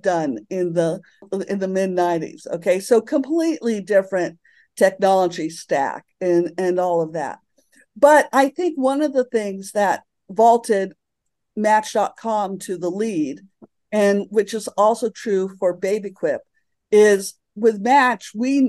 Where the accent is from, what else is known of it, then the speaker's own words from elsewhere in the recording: Santa Fe, New Mexico, United States; moved away; also born or lived in Alameda / San Francisco; I bought a house in Santa Fe, where I live now, which is my hometown.